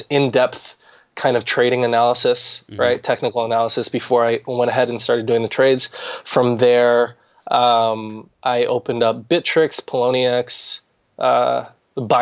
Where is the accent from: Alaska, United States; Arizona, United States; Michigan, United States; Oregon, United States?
Arizona, United States; moved away as an adult; also born or lived in Washington, DC metropolitan area; now in Washington DC area, United States; I was born in Arizona, recently moved to the DC, Maryland, Virginia area